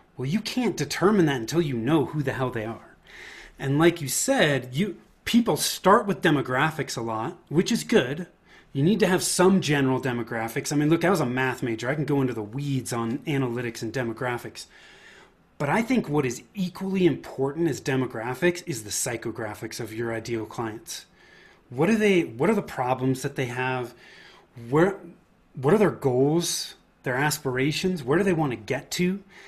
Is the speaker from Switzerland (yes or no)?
no; Bay Area, Northern California, United States; I grew up in in Northern California in the Bay Area.